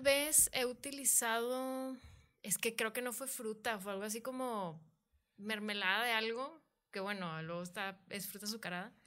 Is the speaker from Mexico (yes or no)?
yes; Monterrey, Nuevo León, Mexico; soy una mujer regia